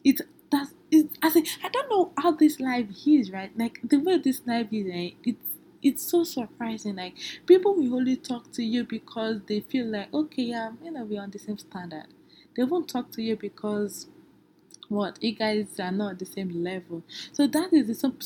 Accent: Nigeria; I'm from Nigeria

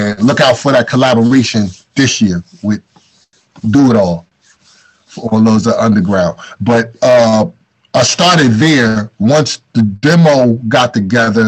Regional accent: Newark, New Jersey, United States; also born or lived in East Orange, New Jersey; Newark and East Orange is where I'm from. I was born in Newark. At 11th grade, we moved to East Orange, in New Jersey

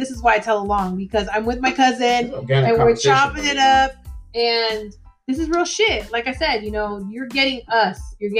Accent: the Bay Area, California, United States; We're from the Bay, dude.

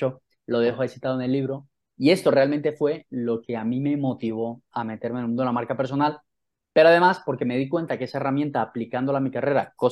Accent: Santa Marta, Magdalena, Colombia; moved away as an adult; also born or lived in Manizales / London; now in Spain; vivo en España y en el año 2010 me fui de Colombia porque quería reinventarme a nivel profesional. Yo soy de Santa Marta

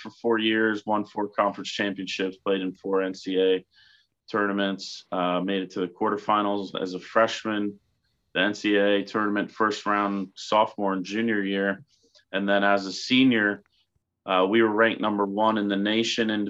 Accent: Ridgefield, Connecticut, United States; also born or lived in New York City, New York; born in New York City and raised in Connecticut.

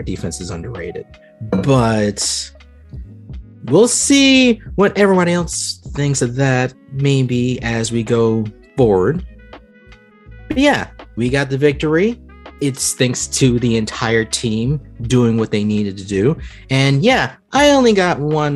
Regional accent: Prattville, Alabama, United States; I am from the South. I am in Prattville, which is a town in Alabama

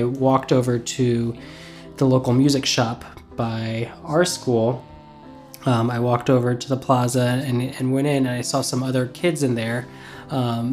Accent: Indiana, United States; I'm from Indiana

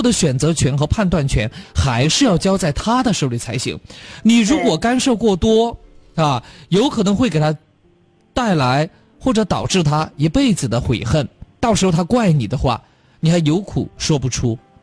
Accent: Chongqing, China; accent: Chongqing dialect; 咱们重庆话对。和普通话这个称谓啊，有些时候容易混淆

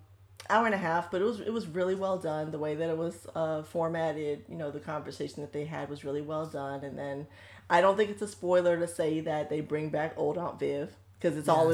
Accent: Solon, Ohio, United States; Don't doubt my thug. I'm from Solon.

